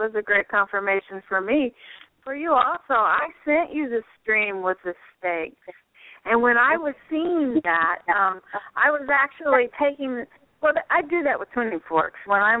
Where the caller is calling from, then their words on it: Florida, United States; from Southwest Florida.